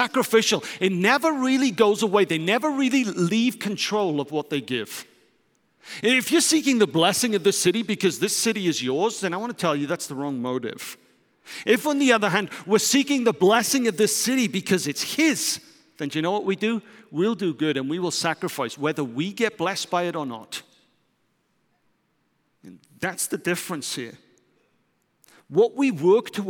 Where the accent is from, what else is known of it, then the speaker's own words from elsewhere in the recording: United Kingdom; moved away as an adult; also born or lived in London / Germany; now in Netherlands; I'm British